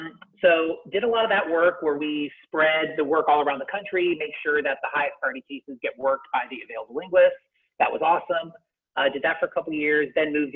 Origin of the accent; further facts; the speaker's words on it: Columbus, Ohio, United States; moved away as an adult; also born or lived in Virginia; I grew up in Columbus, Ohio